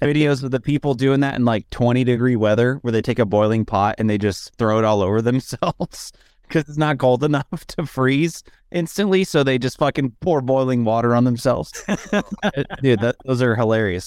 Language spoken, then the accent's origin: English; Dallas, Texas, United States; moved away; I grew up in Dallas where it's a real humid heat